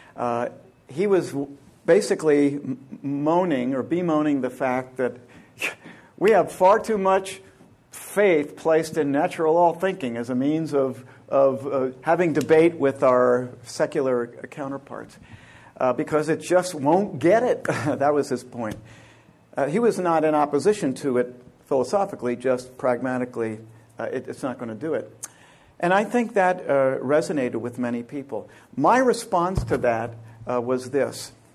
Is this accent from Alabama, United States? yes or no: no; Pennsylvania, United States; moved away; I grew up in Pennsylvania